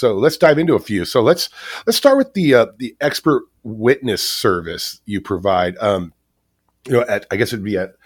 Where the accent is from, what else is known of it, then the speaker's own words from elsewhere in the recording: Garden Grove, California, United States; I grew up in Garden Grove off of Knott Avenue and the 22